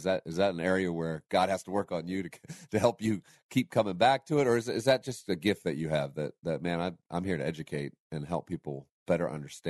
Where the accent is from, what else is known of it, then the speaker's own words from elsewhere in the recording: the North, United States; I didn't realize that that's what was happening in the South, or I was from the North and we didn't talk about it much.